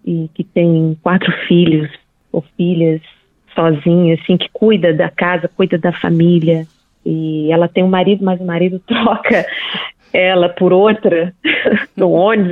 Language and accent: Portuguese; Minas Gerais, Brazil